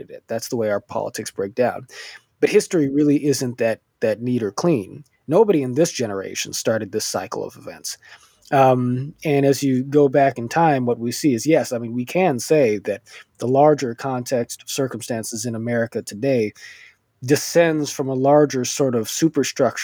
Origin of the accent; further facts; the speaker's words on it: Culver City, California, United States; I grew up in Culver City, California, which is a middle class, multicultural suburban city within LA County